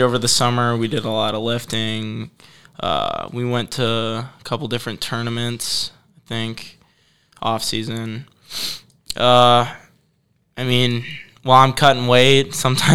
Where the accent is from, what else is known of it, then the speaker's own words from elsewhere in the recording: Livonia, Michigan, United States; I grew up in Livonia, Michigan